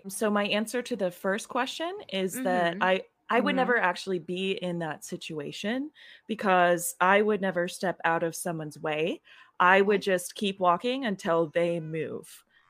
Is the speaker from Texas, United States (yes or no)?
no; Tennessee, United States; I actually am. I'm from Tennessee, I said earlier. Probably were just distracted by my face. But I am from Tennessee.